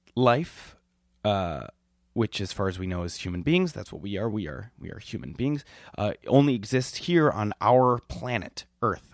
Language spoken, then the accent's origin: English; Milwaukee, Wisconsin, United States; I'm from Milwaukee